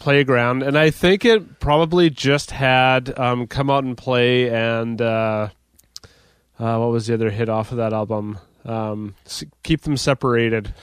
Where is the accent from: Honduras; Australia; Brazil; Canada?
Canada; Dauphin, Manitoba; we came to Regina from Dauphin.